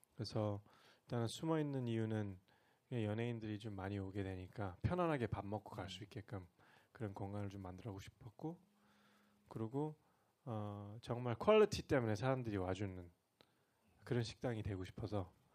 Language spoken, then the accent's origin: Korean; United States; now in Seoul, South Korea; 저 고향은 미국이잖아요